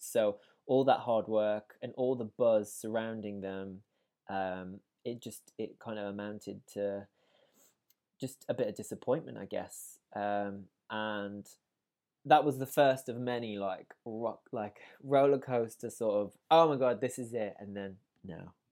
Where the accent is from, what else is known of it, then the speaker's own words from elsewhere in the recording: Wolverhampton, West Midlands, United Kingdom; was born in Wolverhampton in the West Midlands, um, and I, um, was, I guess, brought up in a house, uh, of music